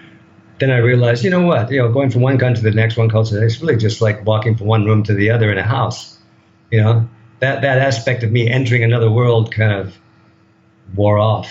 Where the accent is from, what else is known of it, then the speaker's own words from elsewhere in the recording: United States; moved away as an adult; now in Thailand; I'm a product of that culture